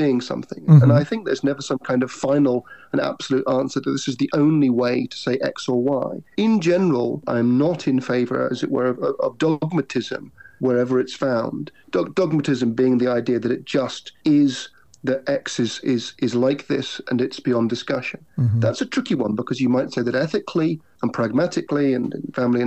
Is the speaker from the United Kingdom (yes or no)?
yes; United Kingdom; I'm British